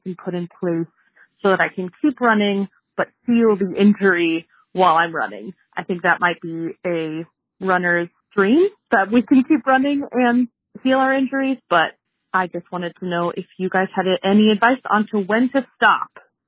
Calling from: Indiana, United States; I am calling from Indiana, and I had a question about injuries.

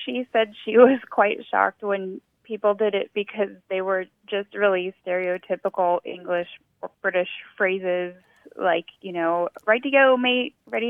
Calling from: Mansfield, Texas, United States; I'm calling from Mansfield, Texas.

